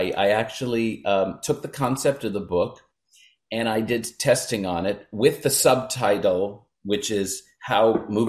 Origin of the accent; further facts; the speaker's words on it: Brooklyn, New York, United States; born there; Well, I was born in Brooklyn, New York, very close to where Barbara Streisand, Woody Allen, Neil Diamond, Neil Sedaka, Eddie Murphy grew up, in Bensonhurst.